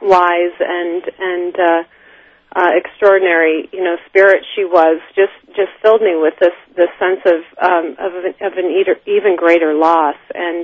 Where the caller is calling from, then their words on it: New Jersey, United States; I'm calling from New Jersey, my little cottage in New Jersey.